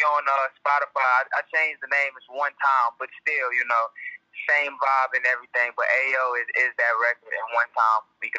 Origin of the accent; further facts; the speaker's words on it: High Point, North Carolina, United States; I'm from High Point, North Carolina.